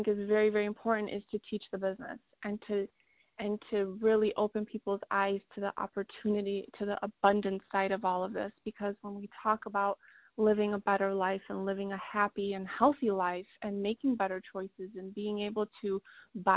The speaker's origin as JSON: {"language": "English", "region": "Iowa", "country": "United States", "tie": "born or raised there", "also_born_or_lived": "Poland", "said": "We lived in Iowa when we first immigrated over from Poland"}